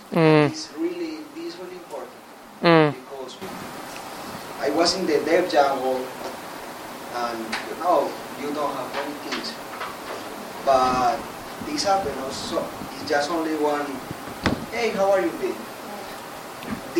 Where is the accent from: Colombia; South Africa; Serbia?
Colombia; English is a second language; moved away; also born or lived in Ecuador; I'm from Colombia.